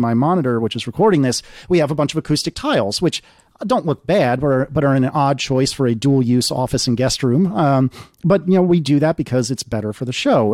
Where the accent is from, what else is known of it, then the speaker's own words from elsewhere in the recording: United States; as an American